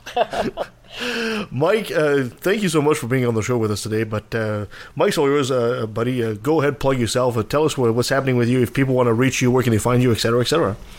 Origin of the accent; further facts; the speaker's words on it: Canada; I'm Canadian